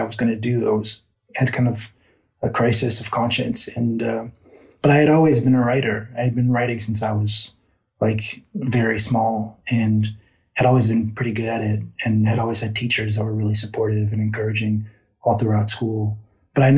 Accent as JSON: {"language": "English", "town": "Houston", "region": "Texas", "country": "United States", "tie": "born or raised there", "also_born_or_lived": "Austin", "moved": "yes", "said": "I grew up in Houston. I kind of moved around a little bit, but mostly in Houston"}